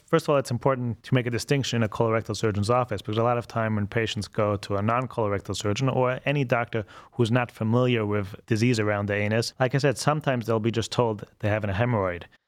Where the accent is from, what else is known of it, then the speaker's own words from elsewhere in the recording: Vienna, Austria; moved away as an adult; also born or lived in Baltimore / Connecticut / New York; now in Cleveland, United States; I'm originally from Vienna, Austria, and came to the States when I was about 20 years old